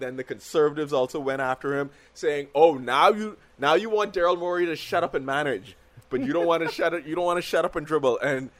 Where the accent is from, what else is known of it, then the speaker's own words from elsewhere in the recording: United States; as an American